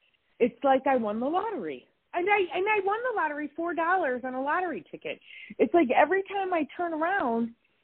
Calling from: Wisconsin, United States; I'm calling from Wisconsin.

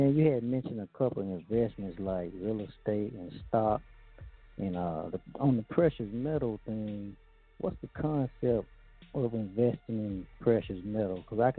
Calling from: Arkansas, United States; calling from Arkansas.

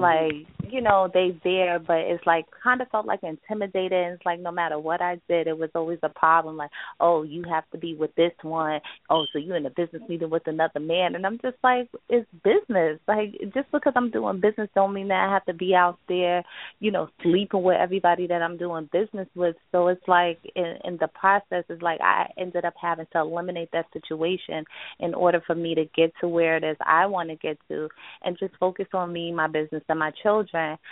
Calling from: upstate New York, United States; I'm calling from um, upstate New York

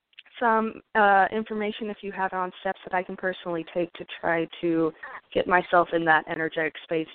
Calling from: California, United States; I'm calling from California.

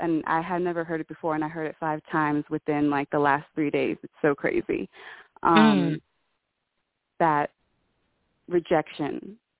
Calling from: New Mexico, United States; from New Mexico.

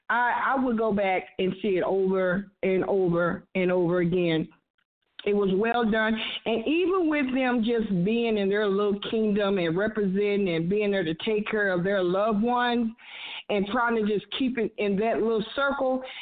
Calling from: Savannah, Texas, United States; I'm calling from Savannah, Texas. Uh, this is … Steph's oldest sister.

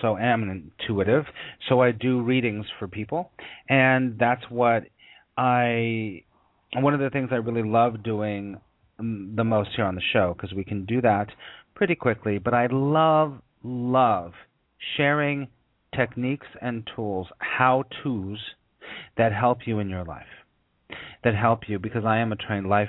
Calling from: New York City, New York, United States; I am calling you from New York City

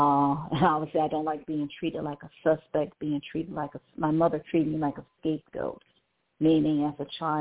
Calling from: Cleveland, Ohio, United States; calling from Cleveland, Ohio.

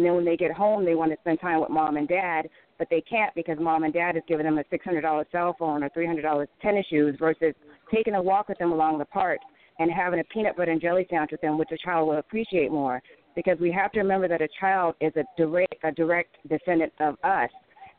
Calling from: Chicago, Illinois, United States; from Nubian News with the Z. I'm calling from Chicago.

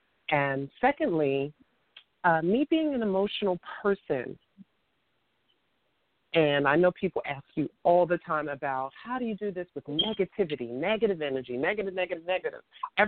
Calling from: New York City, New York, United States; Hello, Divine Prince. … from New York City and your comment section.

